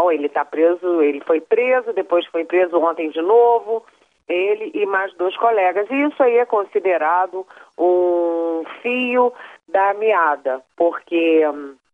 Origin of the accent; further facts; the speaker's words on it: Rio de Janeiro, Brazil; moved away; Você sabe que eu sou carioca, né? A minha parte materna é carioca, minha mãe e meu irmão moram no Rio.